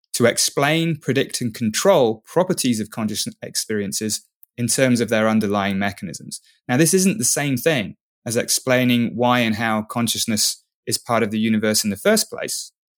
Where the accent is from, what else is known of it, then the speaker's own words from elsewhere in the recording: England, United Kingdom; I'm English